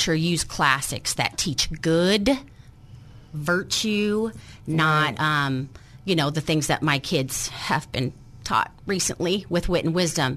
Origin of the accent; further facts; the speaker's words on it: Montana, United States; now in Arkansas, United States; I'm from Montana